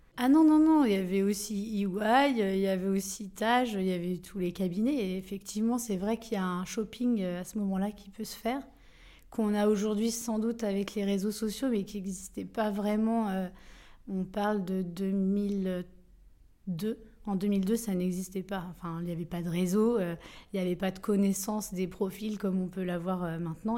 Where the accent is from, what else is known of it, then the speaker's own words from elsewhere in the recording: Coutances, Normandy, France; also born or lived in Granville; je suis née à Coutances, c'est pas à Grandville, c'est au moins à 25 km ou 30 de Grandville, mais c'est presque pareil